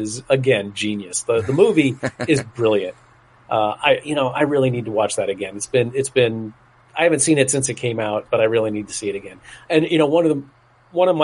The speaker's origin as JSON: {"language": "English", "region": "South Florida", "country": "United States", "tie": "born or raised there", "said": "the town where I grew up in South Florida"}